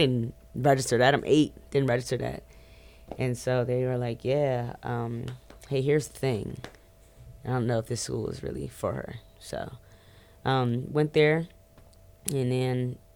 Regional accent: Forestville, Maryland, United States; Growing up in PG was amazing. I grew up in Forestville, Maryland

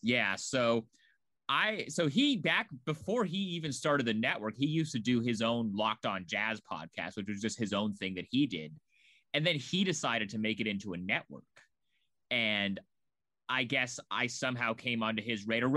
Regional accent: Portland, Oregon, United States; moved away as an adult; also born or lived in Chicago; I, I'm from Portland.

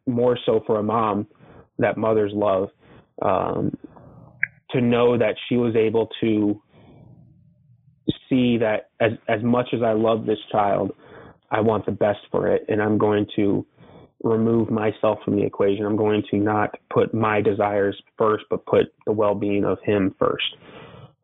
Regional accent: Arkansas, United States; also born or lived in Elgin; now in Iowa, United States; I was born in Arkansas

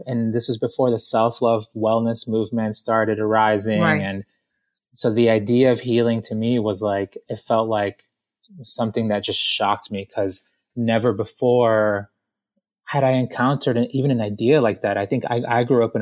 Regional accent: Boston, Massachusetts, United States; also born or lived in Guayaquil, Ecuador; I was born in Guayaquil, Ecuador, in South America, and we emigrated to Boston. And so I got to Boston when I was about 4 years old.

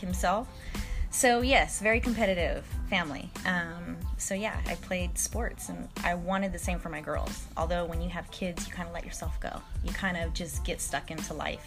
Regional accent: Stockton, California, United States; also born or lived in Oakland, California; I'm from Stockton. Um, I was born in Oakland, raised in Stockton.

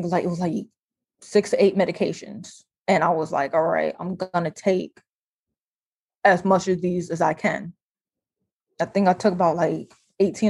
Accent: New Jersey, United States; moved away as an adult; also born or lived in Iowa; I'm from New Jersey

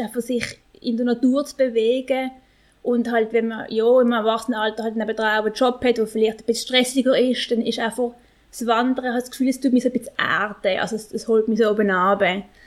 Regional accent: Basel, Basel-Stadt, Switzerland; ich bin in Basel geboren und aufgewachsen und bin halt ein bisschen Stadtkind

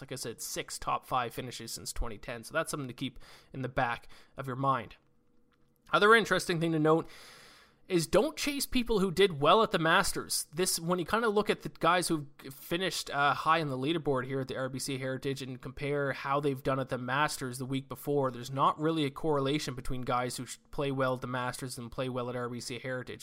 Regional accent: Canada; we are Canadian

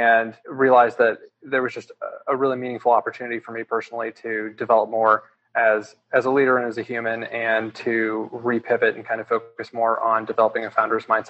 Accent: Naples, Florida, United States; moved away as an adult; also born or lived in Boston / Washington, D.C. / Utah; I'm originally from Naples, Florida

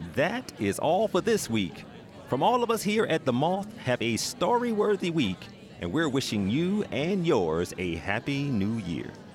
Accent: Atlanta, Georgia, United States; my hometown of Atlanta

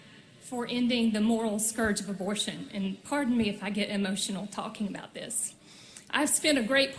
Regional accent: Dothan, Alabama, United States; my hometown of Dothan, Alabama.

